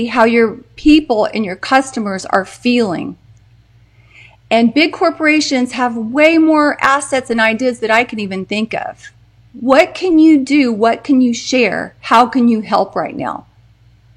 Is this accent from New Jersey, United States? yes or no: no; Texas, United States; I'm from Texas